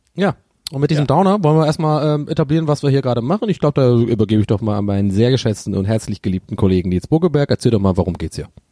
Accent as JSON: {"language": "German", "country": "Ireland", "said": "Bei uns in Irland"}